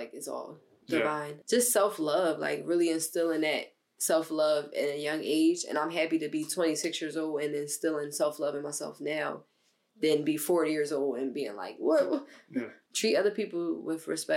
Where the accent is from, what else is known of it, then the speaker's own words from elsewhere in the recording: Philadelphia, Pennsylvania, United States; I'm from West Philly from the age of 1 year old until now, right down the street from where we at right now